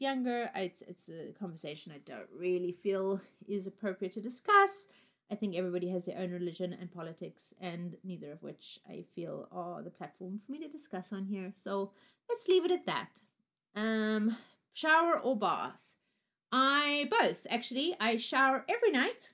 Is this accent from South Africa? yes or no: yes; Cape Town, Western Cape, South Africa; also born or lived in Harare, Zimbabwe; I was born in the capital called Harare, and I lived in Zimbabwe until I was 4 years old, and then my family moved to South Africa to Cape Town